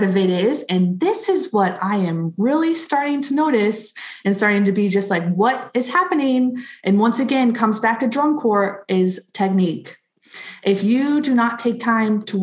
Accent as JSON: {"language": "English", "town": "Cocoa", "region": "Florida", "country": "United States", "tie": "born or raised there", "said": "I'm from Cocoa, Florida, which everybody says, oh, Cocoa Beach, Cocoa Beach. So yeah, Central Florida, East Coast, right by the Space Center"}